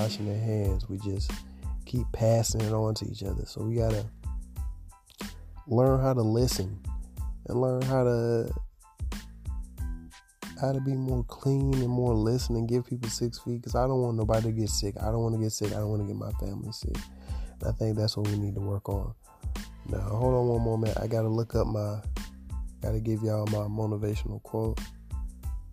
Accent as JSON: {"language": "English", "town": "Augusta", "region": "Georgia", "country": "United States", "said": "I'm from Augusta, Georgia"}